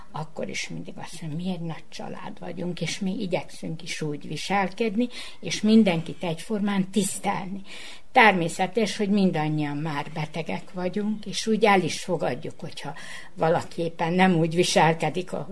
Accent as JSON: {"language": "Hungarian", "town": "Subotica", "region": "Vojvodina", "country": "Serbia", "said": "egy Szabadkáról jöttem, most pedig a Batyánium ott, idősek otthonának a lakója vagyok, másfél éve."}